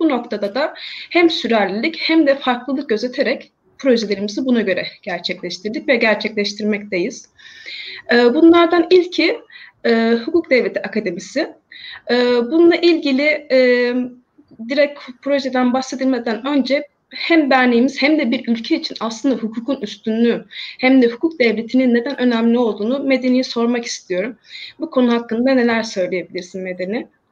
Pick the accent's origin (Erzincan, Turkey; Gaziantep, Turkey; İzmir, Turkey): İzmir, Turkey; ben İzmirliyim ve e, her gün haberlerde gördüğümüz o yerler yani e, en çok hasar alan yerlerden birisi olan Bornova ilçesi benim doğup büyüdüğüm